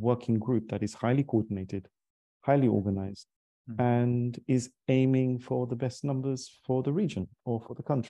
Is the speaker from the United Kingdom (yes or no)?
yes; London, United Kingdom; I ultimately did sales in our family, growing up in London